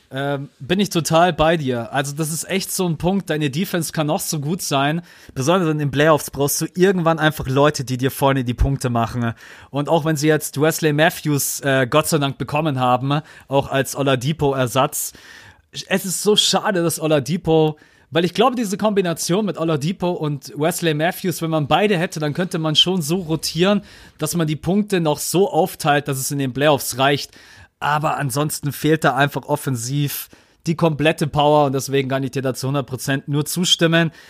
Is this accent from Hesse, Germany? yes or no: no; Munich, Bavaria, Germany; bei uns in München